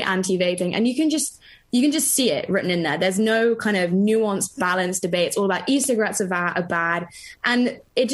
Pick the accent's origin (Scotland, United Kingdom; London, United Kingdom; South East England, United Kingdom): London, United Kingdom; I grew up in London and also in the country